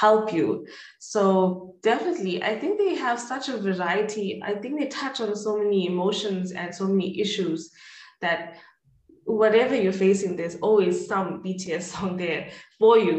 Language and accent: English; Durban, KwaZulu-Natal, South Africa; we're from Durban.